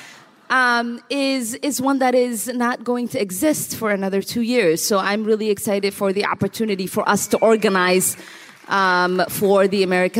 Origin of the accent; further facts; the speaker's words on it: Minnesota, United States; And so even though the sub-Saharan heat in me has not totally transcended to the Minnesota in me, I have been known to walk around in D.C. without a jacket.